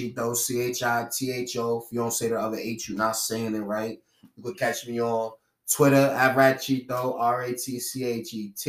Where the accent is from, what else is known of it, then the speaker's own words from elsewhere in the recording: Brockton, Massachusetts, United States; I love my city.